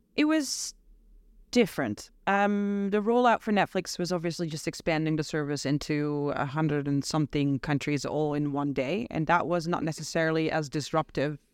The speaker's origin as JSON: {"language": "English", "country": "Netherlands", "also_born_or_lived": "United States", "moved": "as an adult", "lives_now": "London, United Kingdom", "said": "I'm from the Netherlands. I moved to London five and a half months ago"}